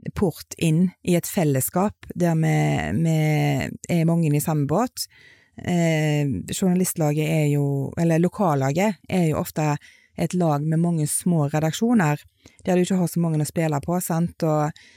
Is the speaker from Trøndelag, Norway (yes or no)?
no; Etne, Vestland, Norway; jeg er oppvokst i Etne